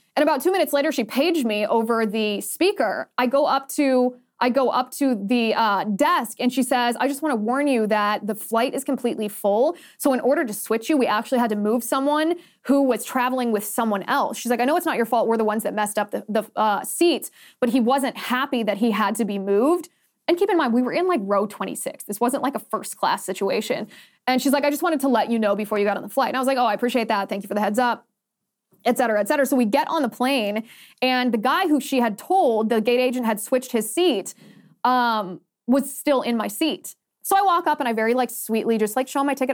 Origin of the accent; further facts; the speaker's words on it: Ohio, United States; Ohio is my home state